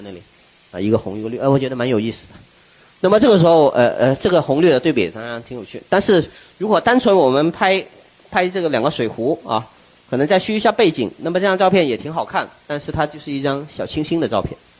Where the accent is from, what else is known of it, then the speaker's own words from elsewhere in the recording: Wuchuan, Guangdong, China; now in Guangzhou, China; 广州和我的家乡湛江、吴，呃，吴川